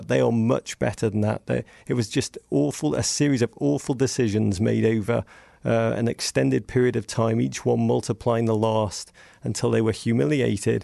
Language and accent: English; England, United Kingdom; accent: English; moved away